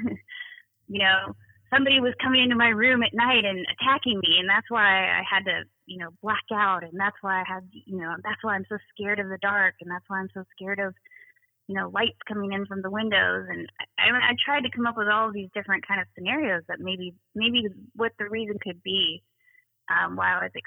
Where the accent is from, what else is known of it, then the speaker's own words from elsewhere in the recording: California, United States; moved away as an adult; also born or lived in East Coast; Moved away from California, moved to the East Coast, and started kind of living my life as an adult